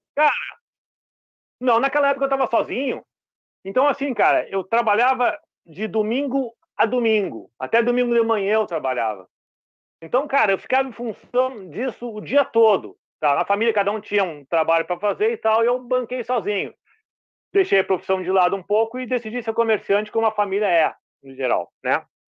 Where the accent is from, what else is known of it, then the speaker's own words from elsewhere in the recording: Porto Alegre, Rio Grande do Sul, Brazil; now in Cidreira, Brazil; sou natural de Porto Alegre, vivi lá 40 anos, estou aqui há 13 anos aqui na praia